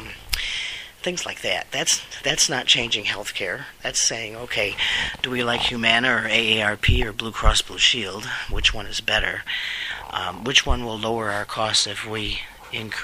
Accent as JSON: {"language": "English", "country": "United States", "said": "I'm an American"}